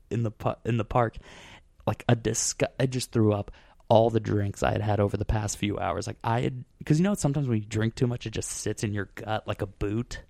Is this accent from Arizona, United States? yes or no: yes; Scottsdale, Arizona, United States; moved away; I'm from Scottsdale